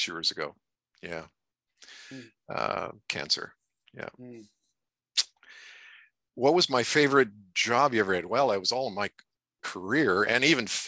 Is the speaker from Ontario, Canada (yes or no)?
yes; Athens, Ontario, Canada; also born or lived in Brockville; I was born in Brockville. Most of my growing up was around or in Athens.